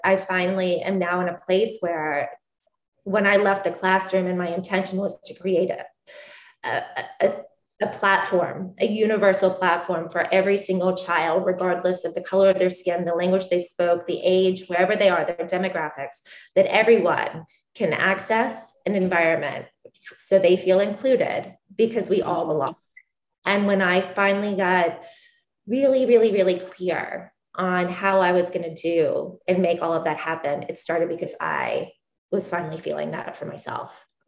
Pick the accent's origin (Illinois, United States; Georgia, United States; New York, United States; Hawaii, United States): Georgia, United States; Columbus; I am originally from the deep south in, in Columbus, Georgia